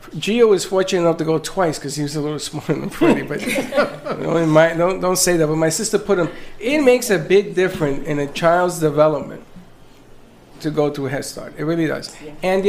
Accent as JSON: {"language": "English", "town": "New York City", "region": "New York", "country": "United States", "tie": "born or raised there", "moved": "yes", "lives_now": "Florida, United States", "said": "I'm from the Bronx. I am a product of public school and very proud of it."}